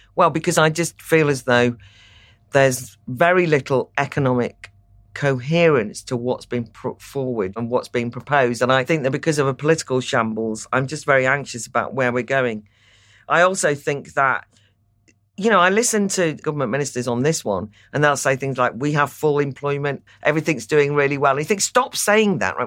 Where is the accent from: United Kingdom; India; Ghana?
United Kingdom; North Wales; I am from North Wales